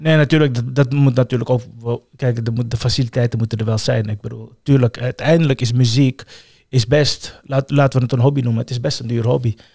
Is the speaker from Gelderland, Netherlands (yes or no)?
no; The Hague, South Holland, Netherlands; also born or lived in Suriname / Amsterdam; ik ben merendeels in Transvaal opgegroeid